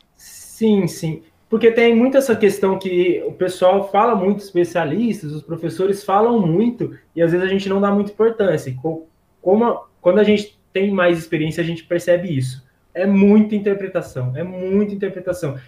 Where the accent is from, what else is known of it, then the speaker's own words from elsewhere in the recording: São Carlos, São Paulo, Brazil; eu sou de São Carlos